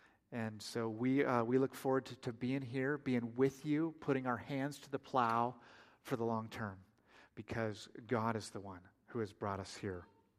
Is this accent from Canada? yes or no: no; Oregon, United States; now in Oklahoma, United States; it comes out in conversation that we're from Oregon. And without missing a beat, everybody just says, "Why on earth did you move to Oklahoma?"